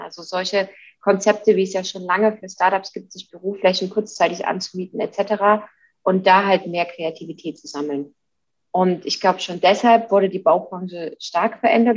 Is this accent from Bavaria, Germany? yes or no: no; Leipzig, Saxony, Germany; now in Munich, Germany; Jetzt komme ich gebürtig aus Leipzig.